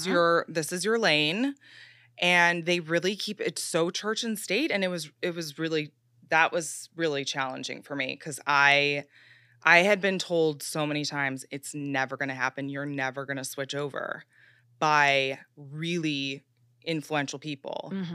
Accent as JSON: {"language": "English", "town": "Chicago", "region": "Illinois", "country": "United States", "said": "I came from Chicago like you, like I didn't really have an understanding of the media landscape"}